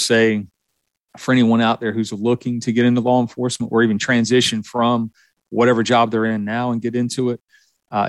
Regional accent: the South, United States; you can tell from my accent that I was born and raised in the South.

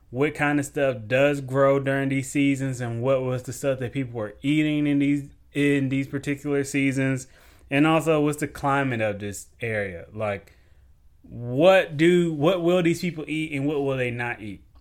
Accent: the South, United States; I was raised up in the South

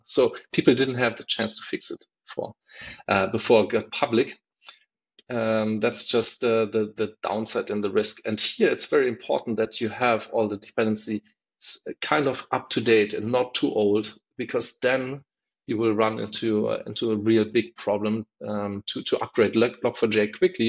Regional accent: Berlin, Germany; I'm from Berlin

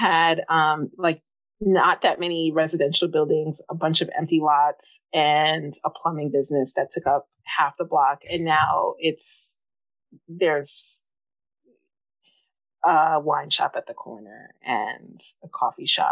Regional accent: New York City, New York, United States; also born or lived in Bed-Stuy, Brooklyn; I grew up in Queens

